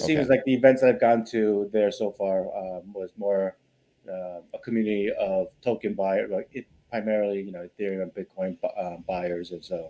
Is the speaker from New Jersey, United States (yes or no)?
no; New York, United States; moved away as an adult; also born or lived in Los Angeles; now in Las Vegas, United States; originally I'm from New York. Spent most of my life there. Ended up moving to LA back in 2009